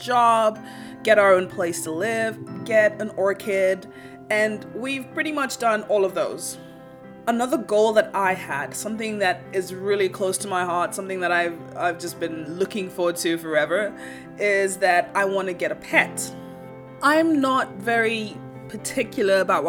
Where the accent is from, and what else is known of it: Kenya; born or raised there; moved away